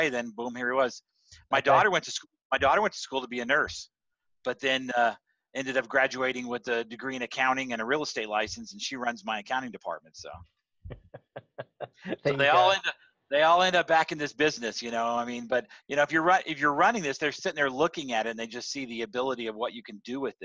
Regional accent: San Antonio, Texas, United States; moved away as an adult; ended up back in my hometown in San Antonio

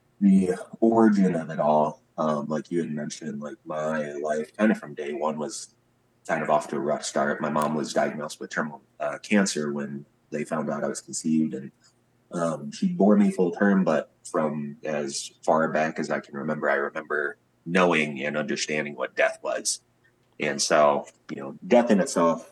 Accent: Mississippi Delta, United States; moved away as an adult; now in Wisconsin, United States; growing up in the Mississippi Delta, I picked up a lot of blues

